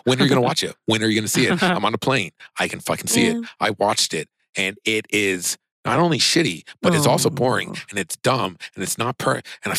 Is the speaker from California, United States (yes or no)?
yes; Sacramento, California, United States; I had my grandpa who lived in Sacramento. My grandpa, he lived in my hometown.